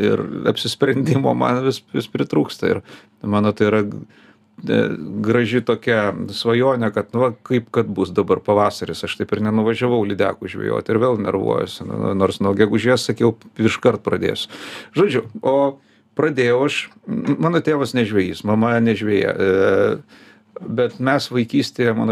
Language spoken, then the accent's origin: Lithuanian; Vilnius, Vilnius County, Lithuania; also born or lived in Kaunas; O paskui jau mane su tėvais išleido į Vilnių ir nuo tada aš jau Vilniuje kitur važiuodavau tik laikinai aplankyti.